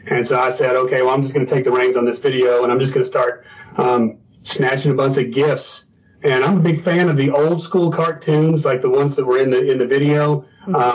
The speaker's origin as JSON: {"language": "English", "region": "Northeastern Kentucky", "country": "United States", "tie": "born or raised there", "also_born_or_lived": "Naples, Florida", "said": "Northeastern Kentucky. I was born in Naples, but raised here."}